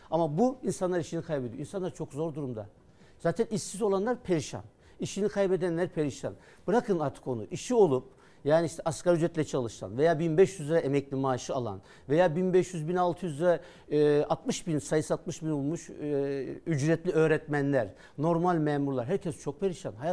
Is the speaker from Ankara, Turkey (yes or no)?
no; Kütahya, Turkey; Ha benim memleketime gidecek.